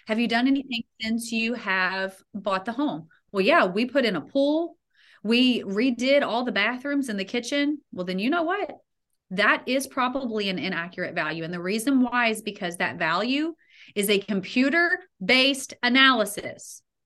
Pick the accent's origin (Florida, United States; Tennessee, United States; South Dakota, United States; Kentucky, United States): Kentucky, United States; Louisville; my hometown of Louisville, Kentucky